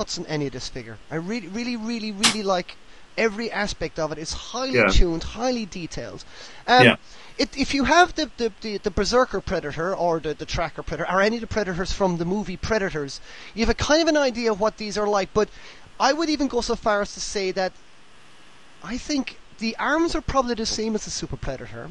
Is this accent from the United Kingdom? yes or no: no; Ireland; being Irish